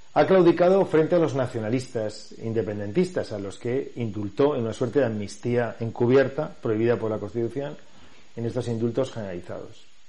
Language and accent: Spanish; Valencia, Valencian Community, Spain; soy de Valencia, he nacido en Valencia ciudad, me he desarrollado en Valencia ciudad toda mi vida